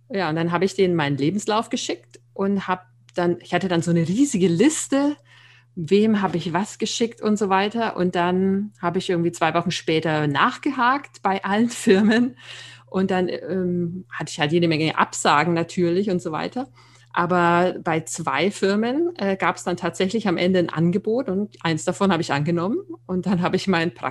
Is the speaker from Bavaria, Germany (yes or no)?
yes; Nuremberg, Bavaria, Germany; Ja, ich ähm, bin äh, 41 Jahre alt, ähm, komme ursprünglich aus Nürnberg, was man vielleicht auch hört.